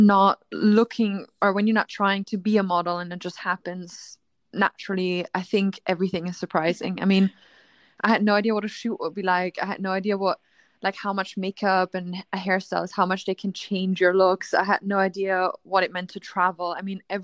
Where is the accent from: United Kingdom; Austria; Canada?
Austria; I grew up in a small town in Austria.